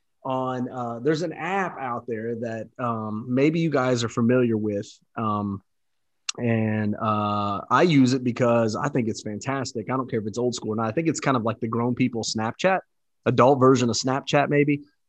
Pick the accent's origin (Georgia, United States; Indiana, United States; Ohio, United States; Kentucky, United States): Indiana, United States; Versailles; So I grew up in Southeast Indiana in a town called Versailles, Indiana.